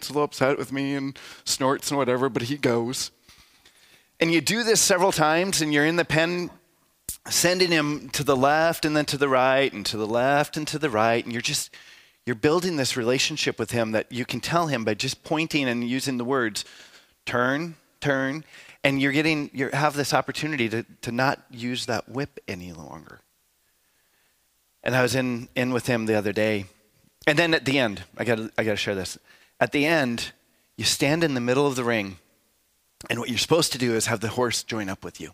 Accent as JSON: {"language": "English", "region": "South Dakota", "country": "United States", "moved": "yes"}